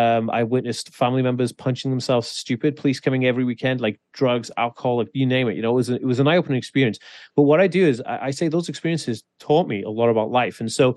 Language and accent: English; Wales, United Kingdom; So I grew up in Wales, and Wales in the 1980s, fucking rural as shit.